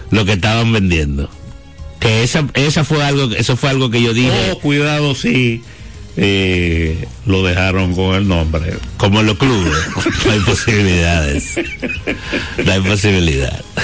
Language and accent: Spanish; Dominican Republic; Porque vamos a suponer que porque nosotros como dominicanos al fin siempre tenemos siempre le ponemos una duda a lo que pasa.